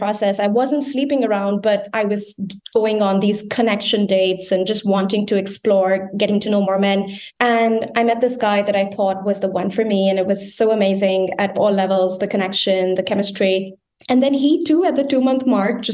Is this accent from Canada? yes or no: no; India; moved away as an adult; also born or lived in Berlin, Germany / Geneva, Switzerland; now in Bonn, Germany; I was born and brought up in India